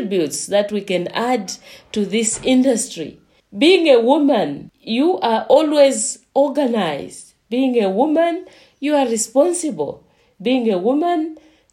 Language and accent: English; Eastern Province, Zambia; moved away as an adult; also born or lived in Central Province, Zambia / South Africa; I am from Zambia, and I come from Eastern Province, and I was born there. I come from a village called